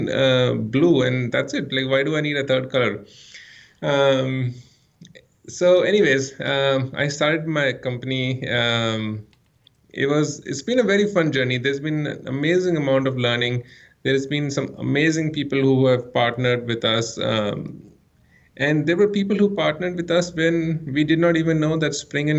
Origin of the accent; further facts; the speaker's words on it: India; moved away as an adult; also born or lived in Ann Arbor, Michigan; I grew up in India